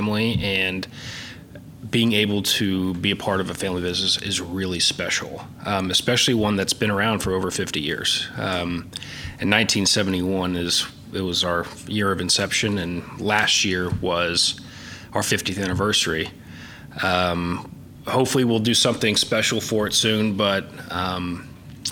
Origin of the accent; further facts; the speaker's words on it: Oklahoma City, Oklahoma, United States; born and raised here. Yeah, did my undergrad here